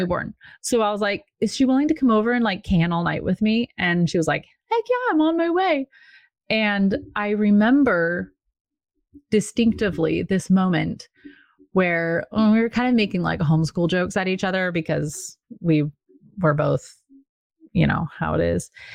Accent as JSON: {"language": "English", "region": "Washington", "country": "United States", "tie": "born or raised there", "moved": "as an adult", "lives_now": "Virginia, United States", "said": "when we moved from Washington State, where I grew up, so I was very well rooted"}